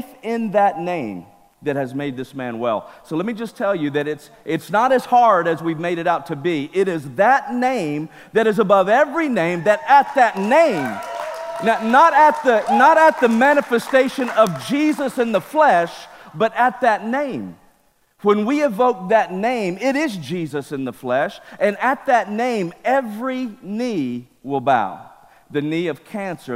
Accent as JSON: {"language": "English", "region": "Mississippi", "country": "United States", "tie": "born or raised there", "moved": "yes", "lives_now": "California, United States", "said": "I was raised in Mississippi"}